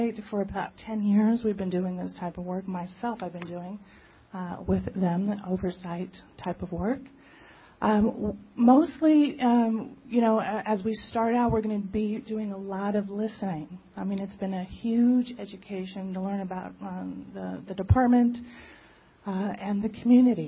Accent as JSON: {"language": "English", "town": "Los Angeles", "region": "California", "country": "United States", "tie": "born or raised there", "said": "I'm from born and raised in Los Angeles"}